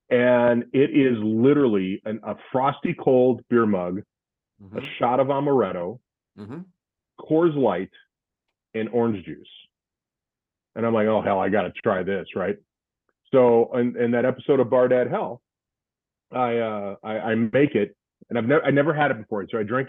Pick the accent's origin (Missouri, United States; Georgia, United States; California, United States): Missouri, United States; St. Louis; moved away as an adult; also born or lived in Wisconsin; now in Orlando, United States; my growing up in St. Louis